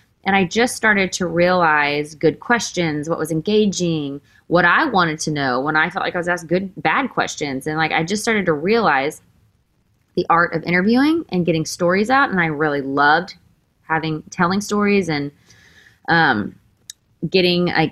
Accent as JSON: {"language": "English", "region": "Texas", "country": "United States", "moved": "yes", "lives_now": "Nashville, United States", "said": "I am from Texas. I grew up with a great family."}